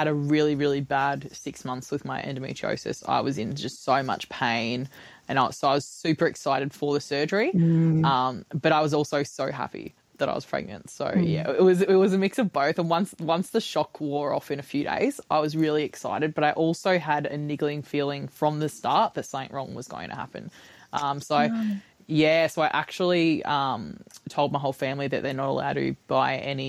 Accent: Gold Coast, Queensland, Australia; I'm from the Gold Coast in Australia

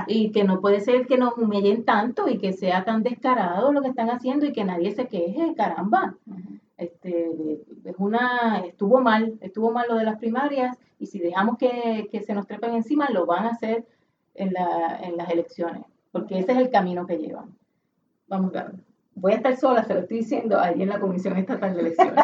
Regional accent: Puerto Rico; todos nosotros como puertorriqueños

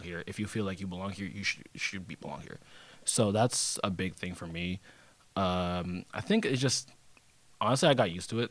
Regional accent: Seattle, Washington, United States; moved away as an adult; now in Bellingham, United States; I'm from Seattle

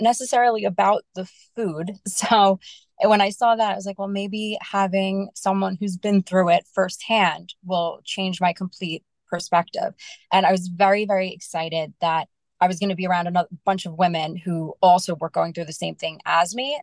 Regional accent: New York, United States; I am from New York

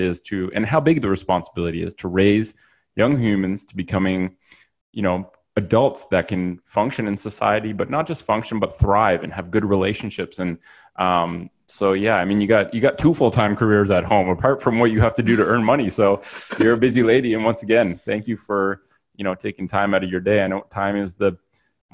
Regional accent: Ottawa, Ontario, Canada; also born or lived in Australia; I'm born and raised in Ottawa. And apart from a brief time living in Australia when I was younger, I've lived in Ottawa, Canada my whole life.

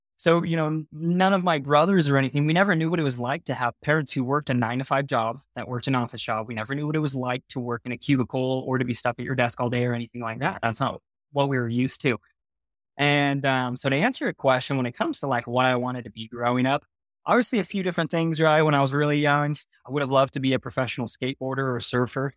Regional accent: Murrieta, California, United States; moved away as an adult; now in Utah, United States; I was born and raised in Southern California, as you mentioned earlier. So a place that not a lot of people have heard of is called Marietta.

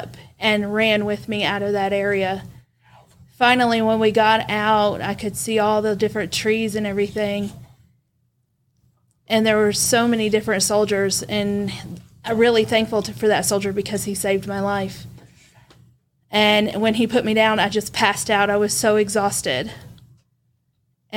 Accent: Vietnam; moved away; I grew up in Vietnam

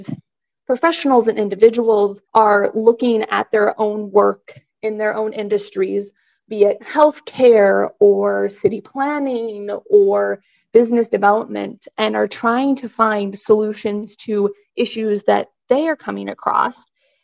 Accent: Kansas, United States; moved away as an adult; now in Delaware, United States; I'm not from Delaware. I'm originally from Kansas

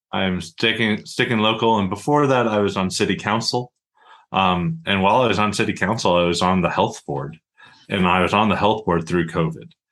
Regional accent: Montana, United States; moved away as an adult; I was born and raised in Montana. Um, happy to call Kalispell home and I've been a member of Daybreak Rotary since I moved back to Montana about eight years ago

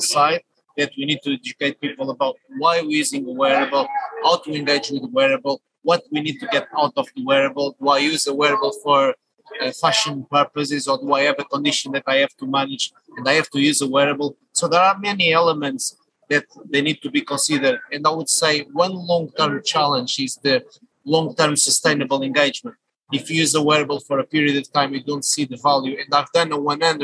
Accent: Portugal; moved away as an adult; now in United Kingdom; I'm a Portuguese national, I would say global citizen, based in UK for the last 21 years.

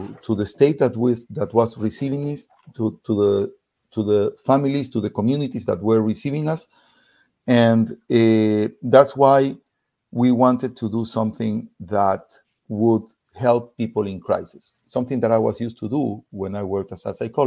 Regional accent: Ecuador; English is a second language; moved away as an adult; now in Florida, United States; We're originally from Ecuador.

